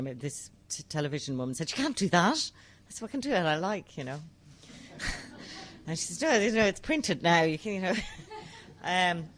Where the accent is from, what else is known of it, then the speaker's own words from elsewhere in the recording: Ireland; I write as an Irish woman